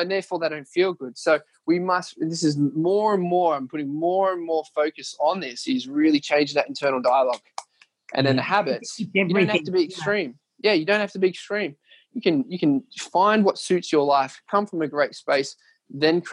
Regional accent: Leeton, New South Wales, Australia; moved away; going back to where it all started, my hometown. We're going to Leeton

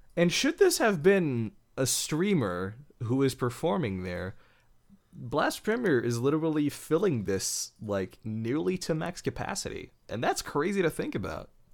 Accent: Belgium; I am from Belgium. I'm European.

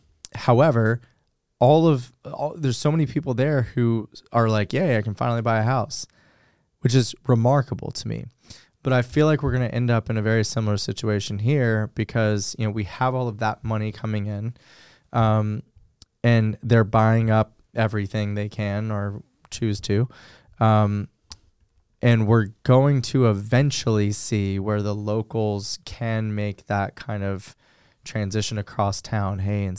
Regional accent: Los Angeles, California, United States; the house that I grew up in Los Angeles, we rented, and it was a little, I'm going to mess up the stats, but it was probably 1,400 square feet. And in the middle of San Fernando Valley.

